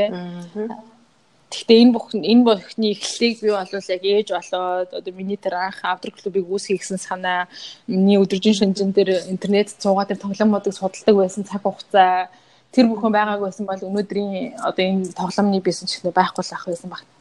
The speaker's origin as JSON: {"language": "Mongolian", "country": "Mongolia", "moved": "yes", "lives_now": "China"}